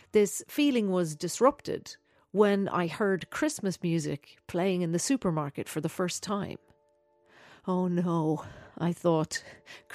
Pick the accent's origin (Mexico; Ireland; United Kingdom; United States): Ireland; Dublin, Leinster; Growing up in Dublin in the 1980s, you had your carols which you sang at school